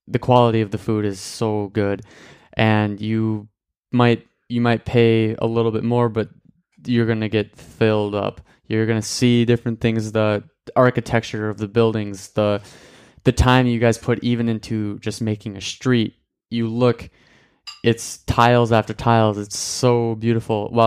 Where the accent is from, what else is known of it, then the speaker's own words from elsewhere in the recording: Michigan, United States; I am from the United States. Uh, in that in that country, I am part of Michigan, which is the big Great Lake state.